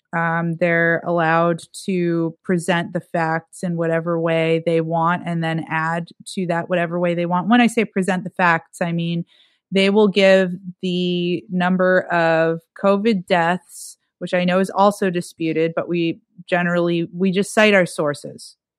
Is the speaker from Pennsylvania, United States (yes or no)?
yes; Erie, Pennsylvania, United States; moved away; my hometown, Erie, Pennsylvania